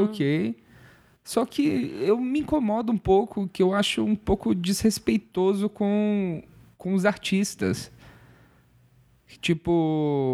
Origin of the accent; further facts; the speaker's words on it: Viçosa, Minas Gerais, Brazil; Eu sou de Viçosa